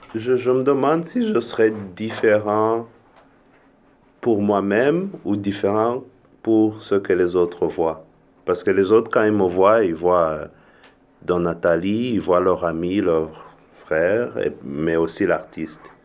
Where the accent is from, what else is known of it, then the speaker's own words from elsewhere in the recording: Rwanda; moved away; also born or lived in Europe; je viens originellement du Rwanda, j'ai vécu un peu en Europe